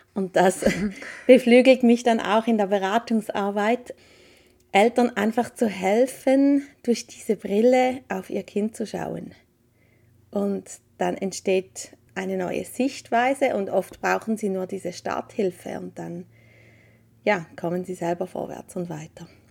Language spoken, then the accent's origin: German; Appenzell, Switzerland; also born or lived in Eastern Switzerland near Lake Constance; Wir sind beide im Appenzellerland aufgewachsen